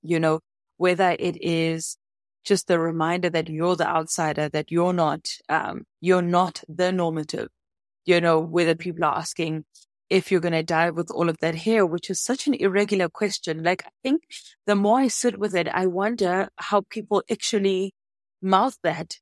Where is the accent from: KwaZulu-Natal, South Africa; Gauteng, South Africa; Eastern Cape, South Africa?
Gauteng, South Africa; Soweto; now in Cape Town, South Africa; I grew up in Soweto, so I didn't grow up in any place that was ocean facing.